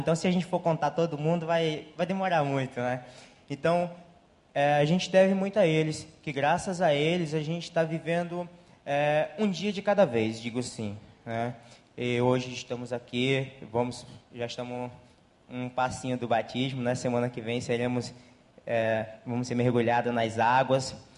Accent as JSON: {"language": "Portuguese", "region": "Roraima", "country": "Brazil", "moved": "as an adult", "lives_now": "Rio de Janeiro, Brazil", "said": "a gente não é do Rio, é, a gente é de Roraima"}